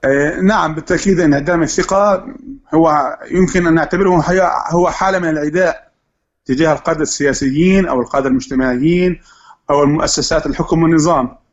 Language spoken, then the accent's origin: Arabic; Syria; نحن كثوره سوريه